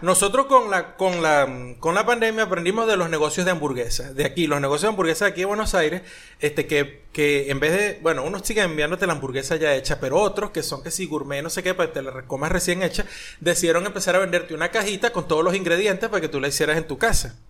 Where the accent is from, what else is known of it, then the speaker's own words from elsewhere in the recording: Maracay, Aragua, Venezuela; moved away; yo soy de Maracay, de la parte del limón